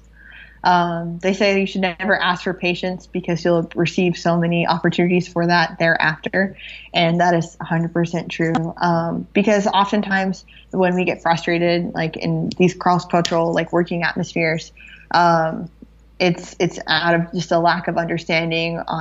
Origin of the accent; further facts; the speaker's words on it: United States; moved away as an adult; I'm the friendly, slightly strange American